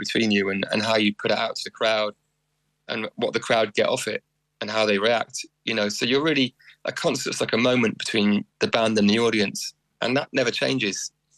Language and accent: English; Wales, United Kingdom; born there; I'm very keen to sort of accentuate my Welshness when I come to Ireland, you know, because I was born in Wales.